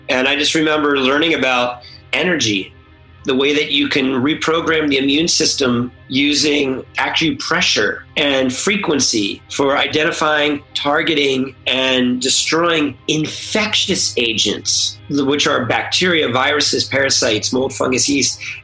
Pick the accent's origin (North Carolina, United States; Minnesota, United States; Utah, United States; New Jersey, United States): New Jersey, United States; Mount Holly; also born or lived in San Diego; now in Los Angeles, United States; originally, I'm from New Jersey, Holly, New Jersey, on the East Coast in the United States, just outside of uh, Philadelphia. My dad's a pharmacist, so I grew up in a pharmacy.